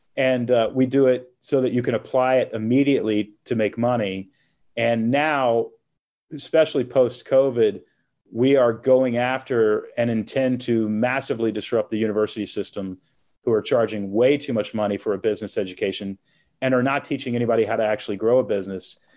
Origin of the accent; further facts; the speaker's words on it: Texas, United States; moved away as an adult; also born or lived in Portland, Oregon; now in Nashville, United States; I grew up in Texas, moved to Portland, Oregon when I was 21.